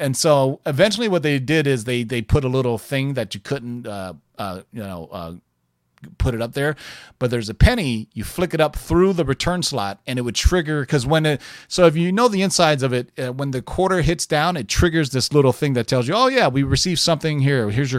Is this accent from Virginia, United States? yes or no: no; Houston, Texas, United States; When I was a kid growing up in Houston.